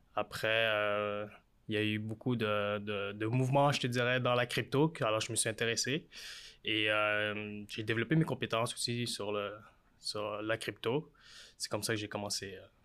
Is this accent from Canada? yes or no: yes; Montreal, Quebec, Canada; je viens de Montréal, je suis d'origine euh, vietnamienne